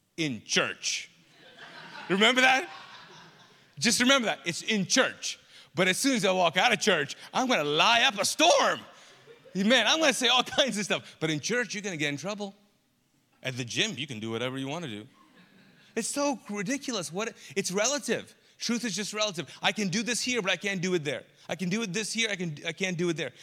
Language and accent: English; Kuwait; moved away as an adult; also born or lived in Pakistan; now in Charlotte, United States; I grew up in the Middle East, Kuwait, and I'm actually Pakistani